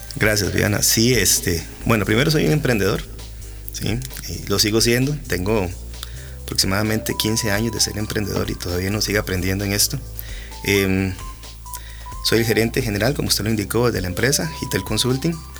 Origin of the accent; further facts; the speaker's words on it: Costa Rica; somos costarricenses